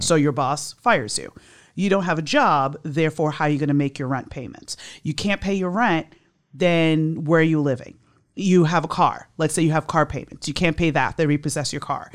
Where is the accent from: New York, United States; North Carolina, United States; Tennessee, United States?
New York, United States; moved away as an adult; now in Miami, United States; I was born and raised in New York. I came down here in nineteen ninety-seven to work for the state attorney's office.